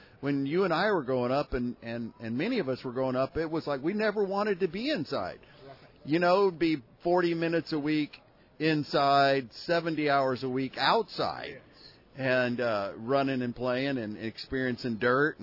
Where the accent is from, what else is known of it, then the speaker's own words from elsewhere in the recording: Houston, Texas, United States; now in Austin, United States; I'm a native Texan and proud to be. Born and raised in Houston, Texas.